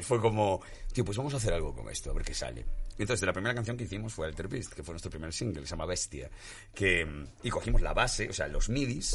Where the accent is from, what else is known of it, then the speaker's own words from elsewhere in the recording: Galicia, Spain; yo que vengo de Galicia